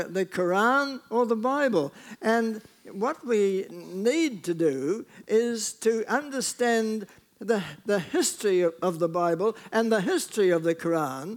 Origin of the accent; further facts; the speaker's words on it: New Zealand; I speak as a New Zealander